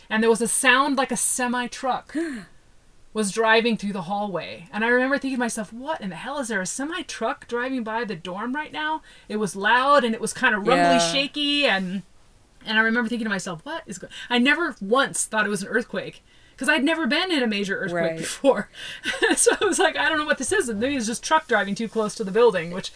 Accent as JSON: {"language": "English", "region": "Pacific Northwest", "country": "United States", "also_born_or_lived": "California", "moved": "yes", "said": "I'm from the Pacific Northwest up by the Canadian border."}